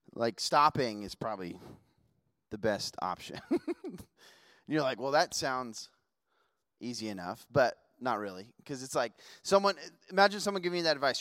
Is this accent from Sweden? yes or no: no; Las Vegas, Nevada, United States; moved away; also born or lived in Washington; I grew up in Vegas